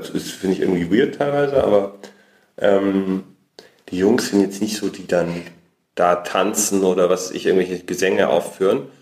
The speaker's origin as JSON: {"language": "German", "town": "Munich", "region": "Bavaria", "country": "Germany", "said": "davor habe ich studiert und ich komme ursprünglich aus München."}